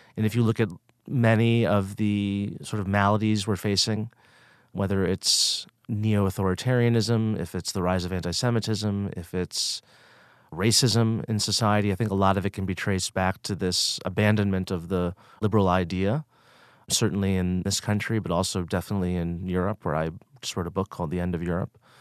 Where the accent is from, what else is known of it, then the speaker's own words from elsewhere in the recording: outside of Boston, Massachusetts, United States; I grew up outside of Boston, Massachusetts